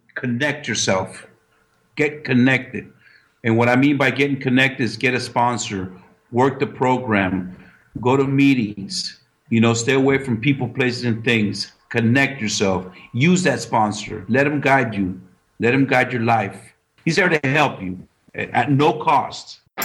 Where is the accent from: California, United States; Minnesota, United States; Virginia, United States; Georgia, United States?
California, United States; San Francisco Bay Area; I'm from the Bay Area